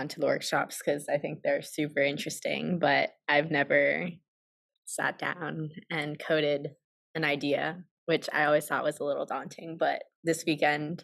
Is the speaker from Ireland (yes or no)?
no; Woodbridge, Virginia, United States; I'm studying computer science from Woodbridge, Virginia